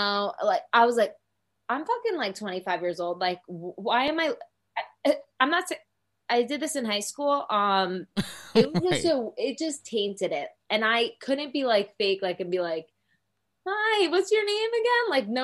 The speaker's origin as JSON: {"language": "English", "town": "Secaucus", "region": "New Jersey", "country": "United States", "moved": "yes", "lives_now": "Dallas, United States", "said": "I'm from Secaucus, so like right outside the city."}